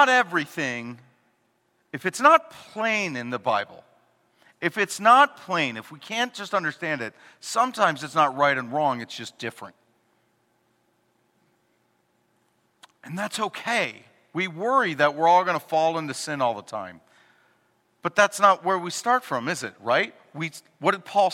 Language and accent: English; Chicago, Illinois, United States; we're from Chicago